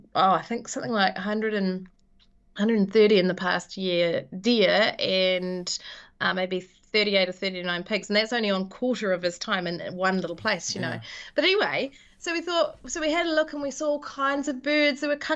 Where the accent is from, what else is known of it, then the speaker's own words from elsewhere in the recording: Invercargill, Southland, New Zealand; I hail from down there. So I was born in Invercargill, and my grandparents lived in the Catlins for many, many, many, many years. And so I had a joyous childhood, hanging out in the bush down there.